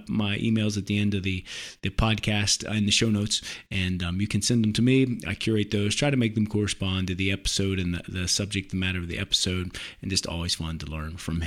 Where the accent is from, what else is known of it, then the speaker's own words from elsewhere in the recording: West Virginia, United States; I'm from West Virginia